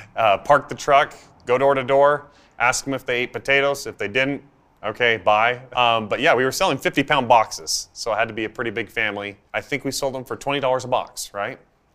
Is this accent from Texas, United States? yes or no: no; Idaho, United States; I come from a family of 9 kids. And like any cliched Idaho family, we grew up on a potato farm.